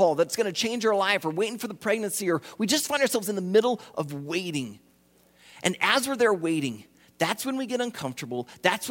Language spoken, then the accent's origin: English; Iowa, United States; I grew up in Iowa, I did ministry in Iowa